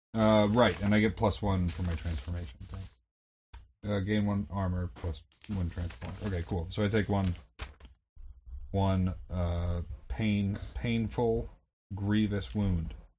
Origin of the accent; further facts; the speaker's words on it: Vermont, United States; when I was growing up in Vermont